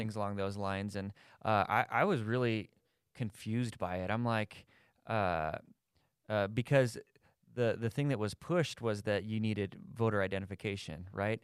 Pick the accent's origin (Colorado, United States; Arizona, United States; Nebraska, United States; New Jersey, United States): Colorado, United States; Thornton; I grew up, I grew up in Thornton